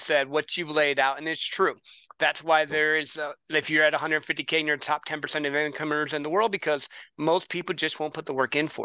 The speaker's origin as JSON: {"language": "English", "region": "Midwest", "country": "United States", "tie": "born or raised there", "said": "I grew up in the Midwest"}